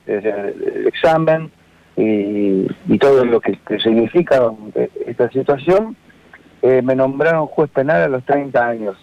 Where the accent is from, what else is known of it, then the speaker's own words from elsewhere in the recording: Gualeguaychú, Entre Ríos, Argentina; moved away as an adult; also born or lived in La Plata / Tres Arroyos; salí de una ciudad que es Entre Ríos, guaychú eh, a estudiar, eh, apoyado por, por, mi familia, con la idea de ser escribano